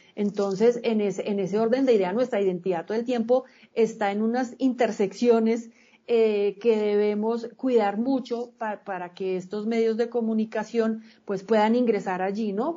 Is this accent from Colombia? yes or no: yes; Colombia; yo no solamente soy colombiano para ir y poner el voto, yo soy colombiano todo el día